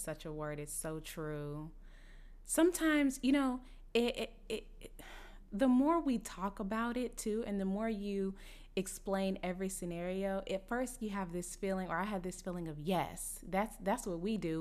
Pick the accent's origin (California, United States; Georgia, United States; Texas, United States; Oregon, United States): Texas, United States; Dallas; I'm from Dallas